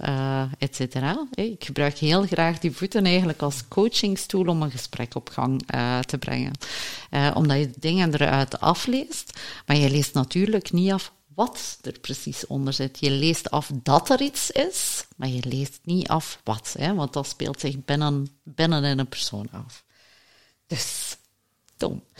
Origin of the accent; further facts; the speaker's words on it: Flanders, Belgium; als Vlamingen